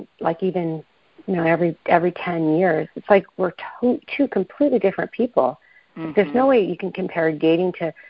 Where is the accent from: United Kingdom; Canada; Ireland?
Canada; Toronto area, north of Toronto, Ontario; also born or lived in Ottawa, Canada; I was from the Toronto area, north of Toronto